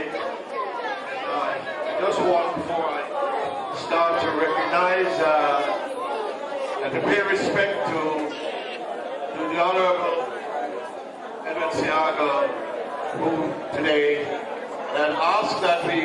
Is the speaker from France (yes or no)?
no; Jamaica; also born or lived in Scarborough, Ontario, Canada; now in Toronto, Canada; I was born in Jamaica, so most people ask me if I'm Jamaican